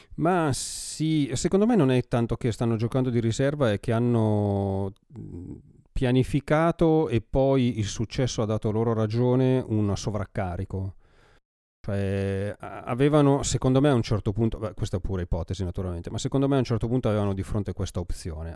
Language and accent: Italian; Brianza, Lombardy, Italy; accent: Brianzolo dialect; il mio dialetto fa un po' schifo